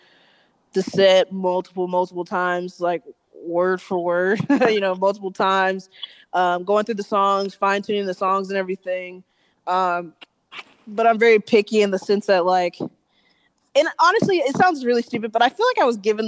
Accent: Atlanta, Georgia, United States; moved away as an adult; now in Los Angeles, United States; we're from Atlanta, but we live in L.A.

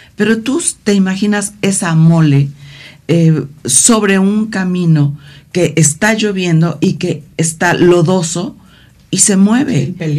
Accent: Guerrero, Mexico; porque yo soy de Guerrero

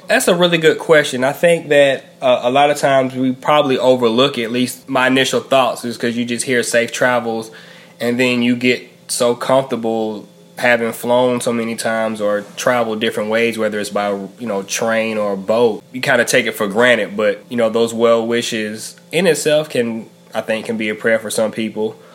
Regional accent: Macon, Georgia, United States; also born or lived in Savannah, Georgia / Albany, Georgia; now in Raleigh, United States; I hail from Macon, Georgia, currently in Raleigh, North Carolina

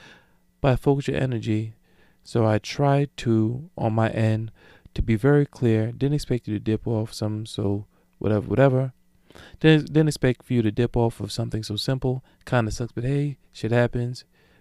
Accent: Brooklyn, New York, United States; Now, I don't know about y'all, but I'm from Brooklyn, and that text tone was a little bit out of pocket for me

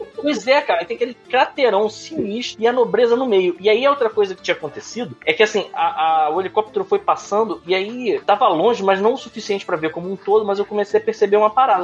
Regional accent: Rio de Janeiro, Brazil; Eu sou da Taquara

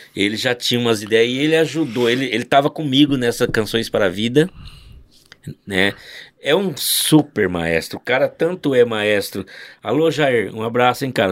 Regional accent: Londrina, Paraná, Brazil; sou de Londrina

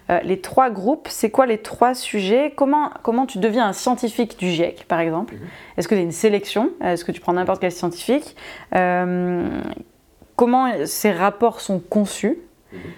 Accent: Lyon, Auvergne-Rhône-Alpes, France; Je dis ça parce qu'on vient de Lyon alors.

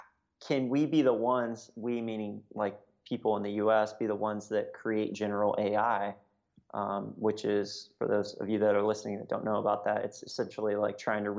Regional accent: Hawaii, United States; when I think about like my childhood growing up in Hawaii, I was like lucky enough to live on a military base

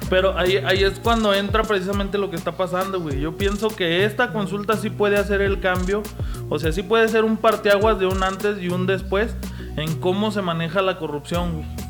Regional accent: Mexico; daría un gusto como mexicano

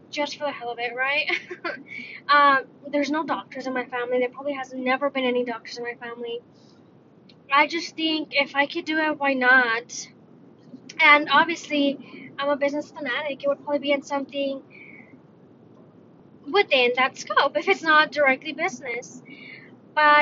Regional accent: United States; I'm Mexican. I was born in the States, so I'm Mexican-American

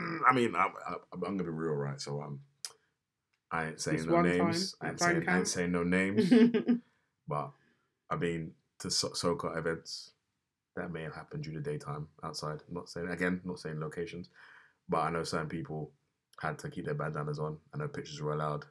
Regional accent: Jamaica; as a Jamaican

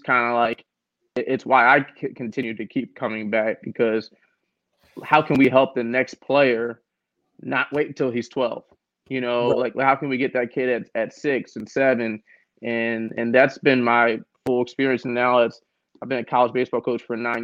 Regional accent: Philadelphia, Pennsylvania, United States; I'm from North Philly

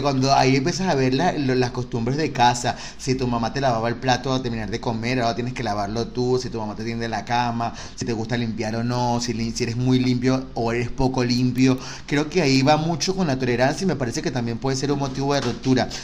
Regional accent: Caracas, Capital District, Venezuela; moved away; yo soy caraqueño

